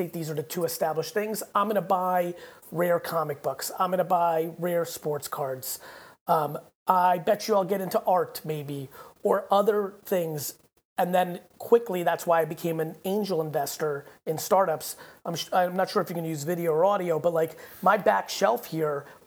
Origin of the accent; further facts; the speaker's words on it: Babruysk, Mogilev Region, Belarus; moved away; I was born in Babrusk, which is about 30 minutes outside of it.